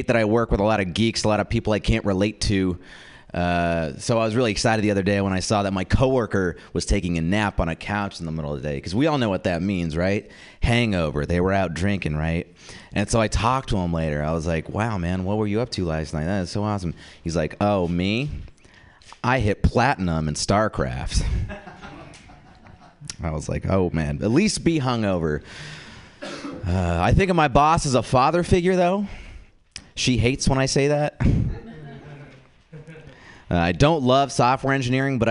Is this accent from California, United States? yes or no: yes; the Bay Area, California, United States; I did grow up in the Bay